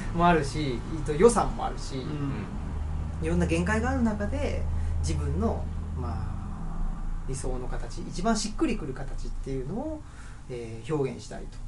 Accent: Urawa, Saitama, Japan; moved away as an adult; now in Higashiyoshino, Japan; 僕は埼玉県の浦和ってとこで育ったんですけど

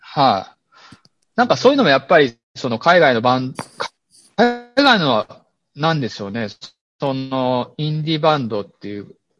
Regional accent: Ukiha, Fukuoka, Japan; also born or lived in Tokyo; ここは僕が、えっ、ー、と、生まれ育った町なんですよ

